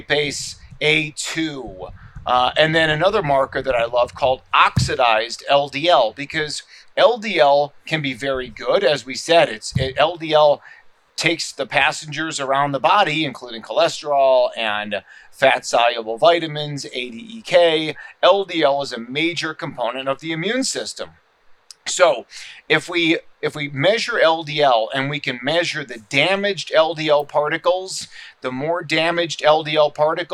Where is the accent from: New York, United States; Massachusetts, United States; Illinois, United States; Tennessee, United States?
Illinois, United States; Chicago; now in Scottsdale, United States; my hometown right. of Chicago